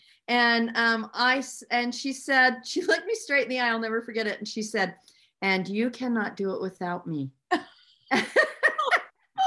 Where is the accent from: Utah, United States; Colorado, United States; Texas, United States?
Utah, United States; Ogden; I grew up in Ogden, Utah, which is where I live now, about a mile and a half from the house I was born and raised